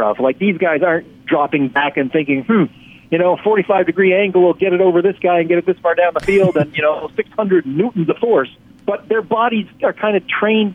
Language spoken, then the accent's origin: English; Canada; I'm from Canada